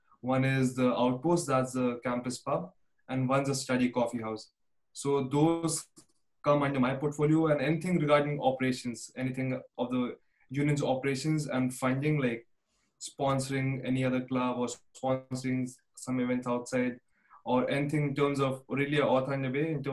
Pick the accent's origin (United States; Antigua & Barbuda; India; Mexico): India; moved away as an adult; now in Canada; I came from India in 2016